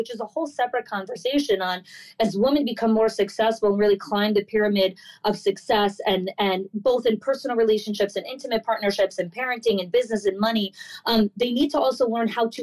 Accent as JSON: {"language": "English", "region": "New Jersey", "country": "United States", "tie": "born or raised there", "also_born_or_lived": "New York", "moved": "as an adult", "lives_now": "Florida, United States", "said": "I grew up in New Jersey for the first kind of 22 years of my life"}